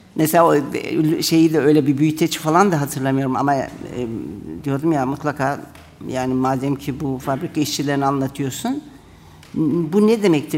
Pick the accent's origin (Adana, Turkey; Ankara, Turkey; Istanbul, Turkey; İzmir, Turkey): Ankara, Turkey; born or raised there; first language Turkish; moved away as an adult; also born or lived in Germany